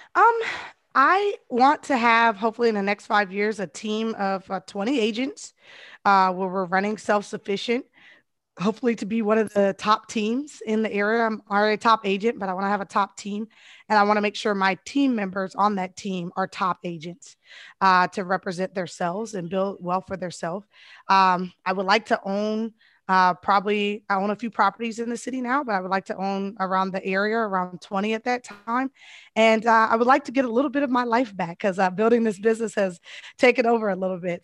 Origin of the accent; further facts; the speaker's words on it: Colorado, United States; moved away; I'm originally from Colorado